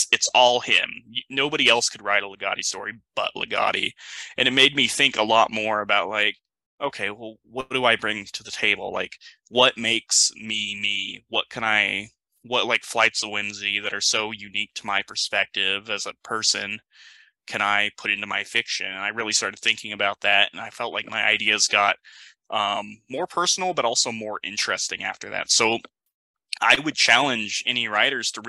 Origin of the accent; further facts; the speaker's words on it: United States; I am kind of an American